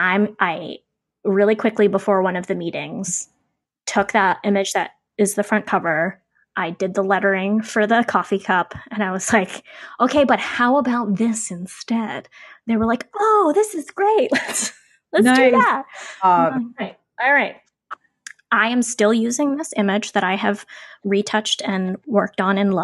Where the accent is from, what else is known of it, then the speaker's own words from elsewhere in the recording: Ocean City, United States; I grew up near the Ocean City boardwalk